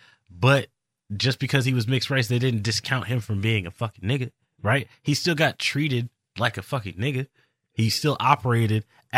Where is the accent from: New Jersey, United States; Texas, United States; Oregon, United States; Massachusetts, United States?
Texas, United States; I'm interested in Mexican culture because I'm Texan.